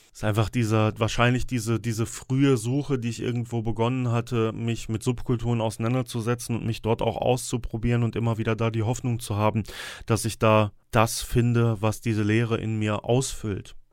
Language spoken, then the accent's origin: German; Sauerland, North Rhine-Westphalia, Germany; hier bei uns im Sauerland